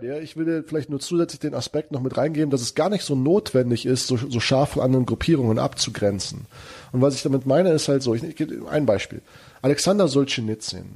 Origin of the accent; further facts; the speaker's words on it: Germany; also born or lived in United States; wir als Deutsche